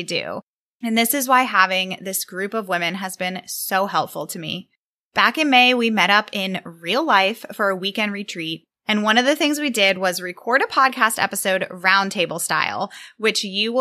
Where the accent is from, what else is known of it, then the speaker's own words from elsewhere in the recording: Virginia, United States; I'm a podcast manager from Virginia